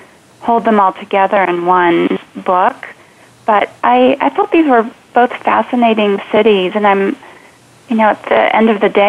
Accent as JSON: {"language": "English", "region": "California", "country": "United States", "tie": "born or raised there", "said": "growing up in California"}